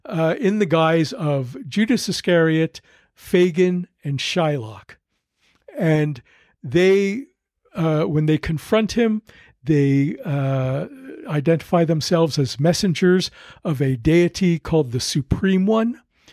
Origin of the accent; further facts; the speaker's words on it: Montreal, Quebec, Canada; I mean, I grew up on Montreal, but it's not like that.